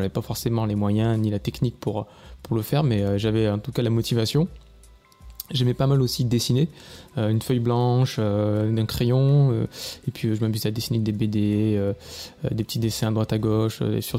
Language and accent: French; Monteux, Provence-Alpes-Côte d'Azur, France; accent: southern French; also born or lived in Châteauroux; je suis né à Châteauroux, euh, dans l'Indre, mais j'ai vécu principalement dans le sud de la France. Euh, donc, mon enfance s'est passée euh, à côté d'Avignon, dans le Vaucluse. j'ai vécu à Monteux, précisément.